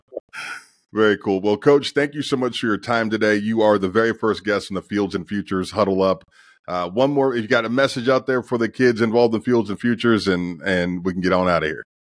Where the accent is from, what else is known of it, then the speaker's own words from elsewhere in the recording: Youngstown, Ohio, United States; I'm from Youngstown, Ohio, and my last couple of years, we had to actually pay to play